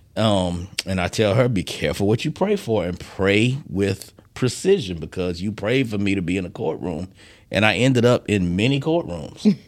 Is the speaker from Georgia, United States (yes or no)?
yes; Decatur, Georgia, United States; also born or lived in Philadelphia, Pennsylvania; born in Philadelphia, raised in Decatur, Georgia